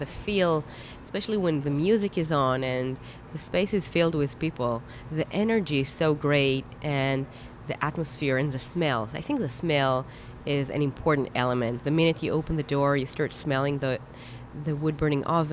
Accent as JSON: {"language": "English", "town": "Haifa", "region": "Haifa District", "country": "Israel", "tie": "born or raised there", "moved": "yes", "lives_now": "Atlanta, United States", "said": "I grew up in Israel, in Haifa, up north on the coast"}